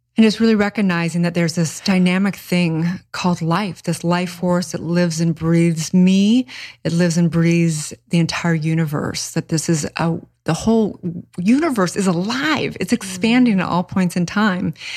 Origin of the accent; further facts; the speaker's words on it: Santa Barbara, California, United States; I grew up in kind of a hippie commune